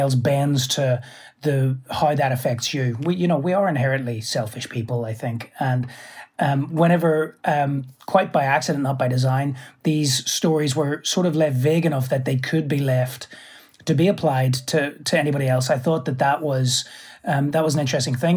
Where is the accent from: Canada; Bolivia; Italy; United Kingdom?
United Kingdom; Belfast, Northern Ireland; moved away as an adult; also born or lived in New York; I'm from Belfast